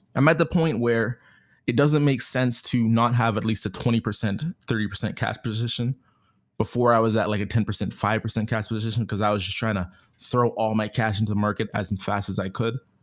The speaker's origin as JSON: {"language": "English", "country": "Canada", "said": "being Canadian"}